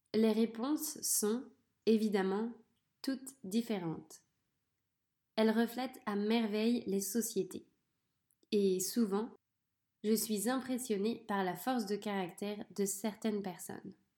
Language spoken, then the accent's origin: French; France; je suis née en France, dans un petit village. J'ai grandi avec mon frère et ma sœur.